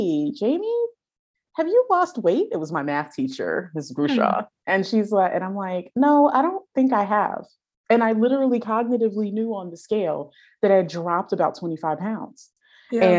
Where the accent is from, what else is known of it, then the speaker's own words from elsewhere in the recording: New York City, New York, United States; I grew up in the Bronx in New York State